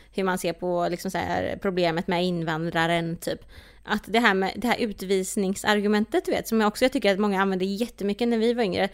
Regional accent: Sweden; vi är födda här. Alltså mm. så här, mm. vi, vi har ju inte den, vi är ju uppvuxna på ett, i Sverige

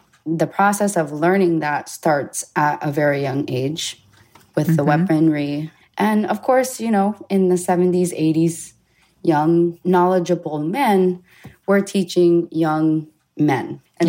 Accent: Hawaii, United States; A part of my life, I grew up in Hawaii, where it's a very vegan state.

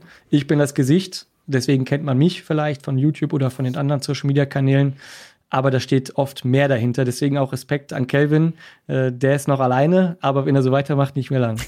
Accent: Essen, North Rhine-Westphalia, Germany; also born or lived in Cologne; Essen ist meine Geburtsstadt. Ich bin Wahlkölner gewesen, jetzt zurück ins Ruhrgebiet gekommen

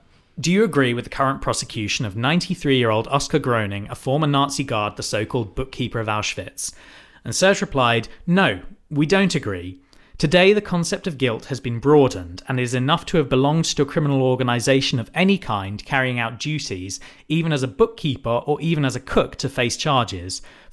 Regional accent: United Kingdom; we are white British people.

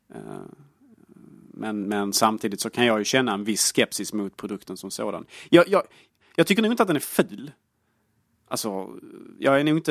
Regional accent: Sweden; Jag är svensk

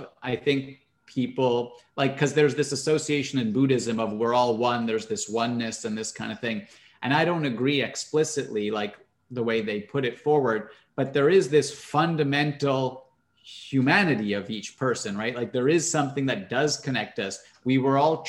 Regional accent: Canada; I'm Canadian.

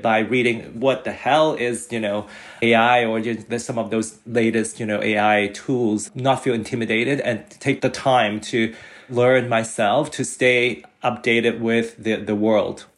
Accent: Hong Kong; now in Canada; I was born and raised in Hong Kong

